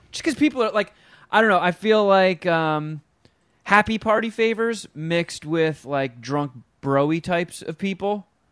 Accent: Los Angeles, California, United States; Los Angeles

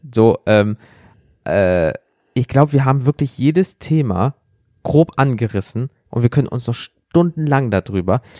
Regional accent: Rhineland, Germany; wir kommen ja aus dem Rheinland

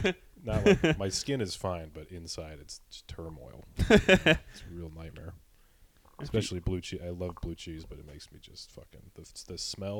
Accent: Long Island, New York, United States; born or raised there

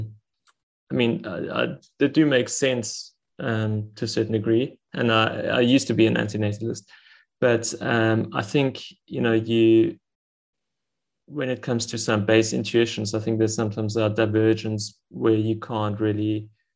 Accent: Stellenbosch, Western Cape, South Africa; I'm from Stellenbosch in South Africa

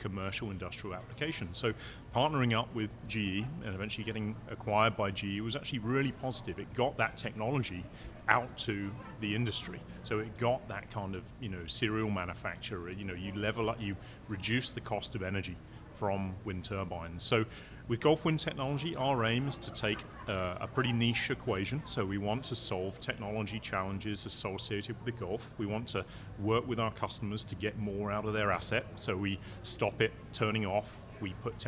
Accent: Isle of Wight, South East England, United Kingdom; moved away; I'm from a place called the Isle of Wight on the south coast of England

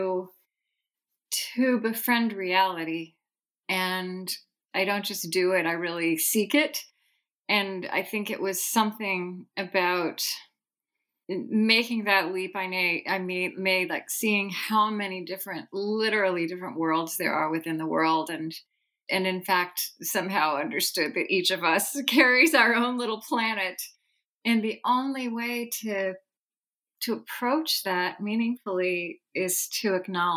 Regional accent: Oklahoma, United States; moved away as an adult; also born or lived in West Germany; I grew up in Oklahoma, as you say. I grew up in a small town

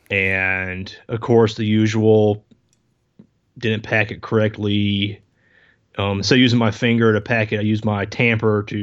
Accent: South Carolina, United States; born there; also born or lived in Denmark; I was born in South Carolina, but I was a military brat the first 10 years of my life. My dad was Air Force, moved around. I actually spent time in Denmark when

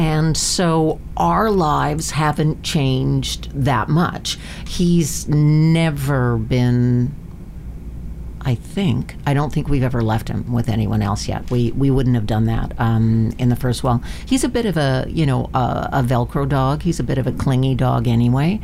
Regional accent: Vancouver, British Columbia, Canada; also born or lived in Manitoba; I grew up here in Vancouver. My my, I was born in Manitoba, but my family came out here before

